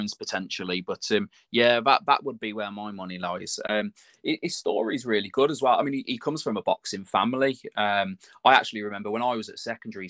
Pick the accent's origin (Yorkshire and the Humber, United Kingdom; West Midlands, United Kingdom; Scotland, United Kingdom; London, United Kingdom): West Midlands, United Kingdom; Telford; From my hometown